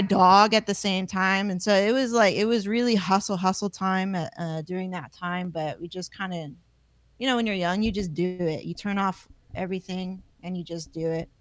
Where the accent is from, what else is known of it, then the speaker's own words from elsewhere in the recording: Palmdale, California, United States; I come from Palmdale